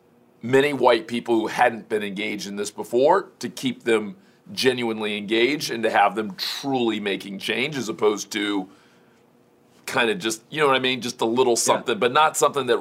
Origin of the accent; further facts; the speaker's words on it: Miami, Florida, United States; I grew up in Miami